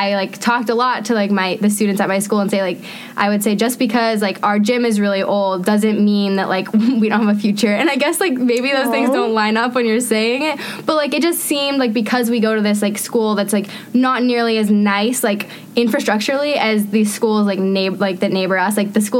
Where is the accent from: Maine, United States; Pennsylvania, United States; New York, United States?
Maine, United States; Lisbon; moved away as an adult; now in Washington, D.C., United States; So growing up in Maine